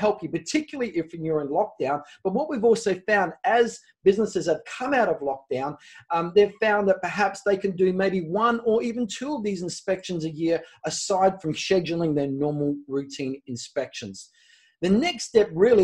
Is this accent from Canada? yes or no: no; Adelaide, South Australia, Australia; I'm in Adelaide. I'm from Adelaide, South Australia. We don't know what rugby is here.